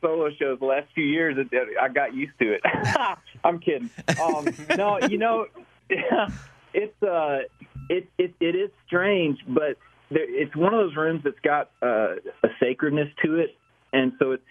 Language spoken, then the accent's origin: English; Grenada, Mississippi, United States; moved away as an adult; also born or lived in Boston; now in Tennessee, United States; Grenada, my hometown